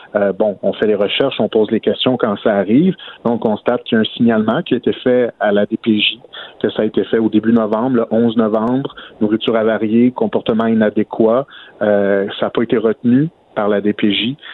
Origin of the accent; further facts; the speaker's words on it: Outaouais, Quebec, Canada; chez nous, en Outaouais